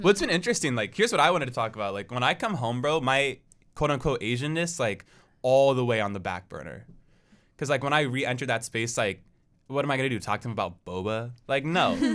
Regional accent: Portland, United States; moved away; I am from Portland

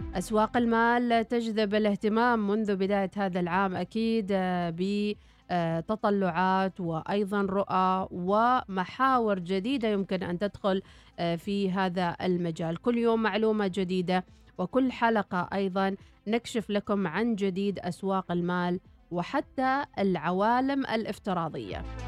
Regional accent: Oman; احنا كعمانيين وكعرب

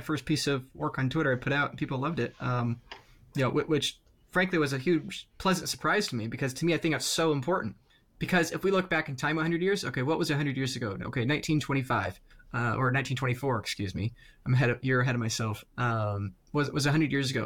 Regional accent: United States; I'm in the United States here, I'm an American

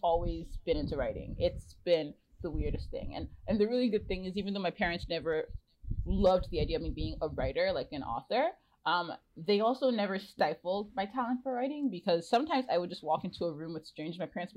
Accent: Nigeria; moved away as an adult; also born or lived in Ontario, Canada; now in Vancouver, Canada; I'm Nigerian and I moved here 8 years ago.

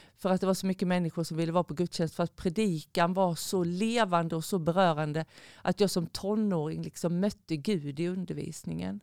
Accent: Skåne, Sweden; moved away; sen är jag en skåning i förskingringen

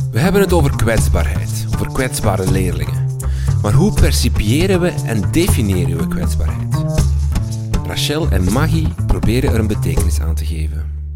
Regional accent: Flanders, Belgium; bij ons in Vlaanderen

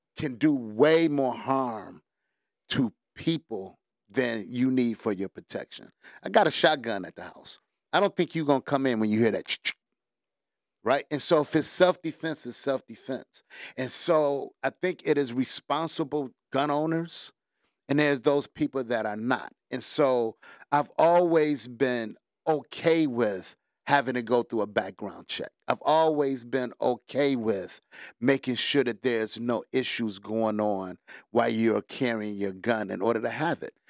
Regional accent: Detroit, Michigan, United States; Born and raised in Detroit

